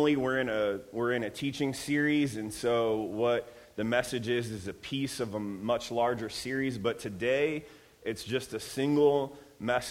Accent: Ohio, United States; now in Redlands, United States; I'm from Ohio, so yes, I said granny and pap

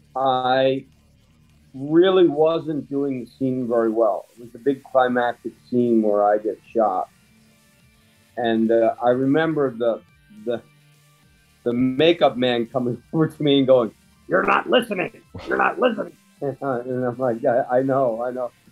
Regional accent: Bristol, Pennsylvania, United States; born or raised there

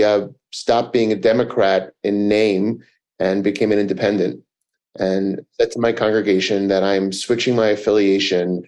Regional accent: New York City, New York, United States; I grew up in Manhattan

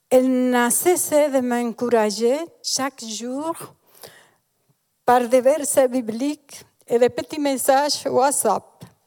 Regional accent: Dominican Republic; moved away as an adult; now in Switzerland; Je suis née et j'ai grandi en République dominicaine jusqu'à l'âge de 33 ans

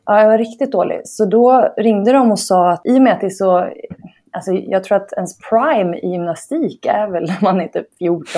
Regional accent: Stockholm, Stockholm County, Sweden; Jag är uppväxt i eh, Bromma i Stockholm

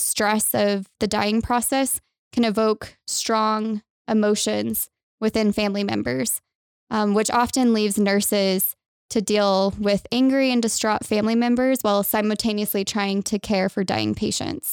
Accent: Texas, United States; moved away as an adult; now in Utah, United States; I'm originally from Texas

